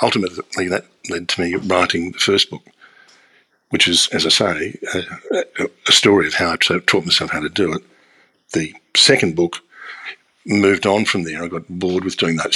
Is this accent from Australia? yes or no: yes; Australia; I grew up in Australia in the 1960s and 70s.